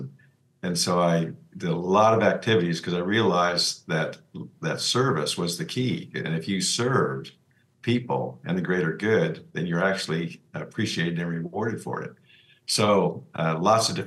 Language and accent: English; Lawrence, Kansas, United States; grew up in the Midwest in Kansas, in Lawrence, Kansas, where the University of Kansas is